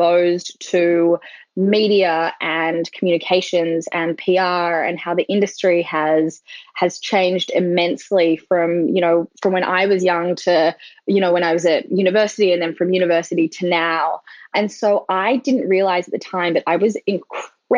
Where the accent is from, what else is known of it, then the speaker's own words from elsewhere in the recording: Sydney, New South Wales, Australia; moved away as an adult; now in United States; I'm from Sydney, but as you mentioned, I've lived in the US for coming up to 8 years now.